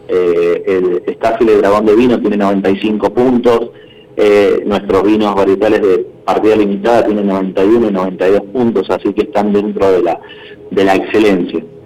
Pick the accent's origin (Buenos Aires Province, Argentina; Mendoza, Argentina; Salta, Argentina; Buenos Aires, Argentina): Mendoza, Argentina; como bien mendocino que soy, de pura cepa